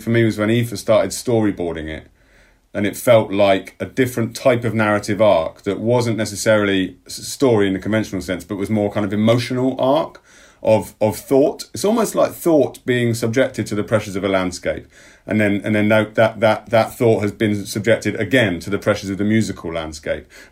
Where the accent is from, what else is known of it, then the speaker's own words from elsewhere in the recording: England, United Kingdom; as an English person now